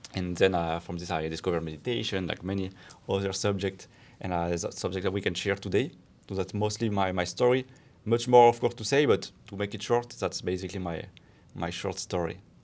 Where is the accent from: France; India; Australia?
France; moved away as an adult; now in Barcelona, Spain; I'm from France, but, uh, I'm also Spanish now